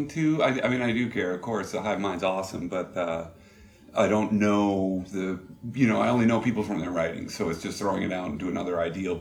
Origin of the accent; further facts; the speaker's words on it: New Hampshire, United States; moved away as an adult; growing up in New Hampshire